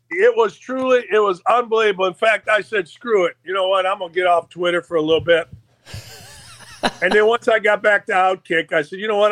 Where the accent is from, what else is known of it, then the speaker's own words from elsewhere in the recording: Gary, Indiana, United States; moved away; I grew up outside of Chicago in Gary, Indiana